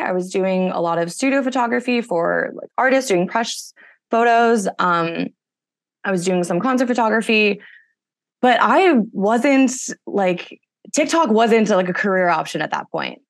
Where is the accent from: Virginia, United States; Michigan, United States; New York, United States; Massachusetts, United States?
Massachusetts, United States; moved away as an adult; also born or lived in California; I grew up in Massachusetts, came out to California for college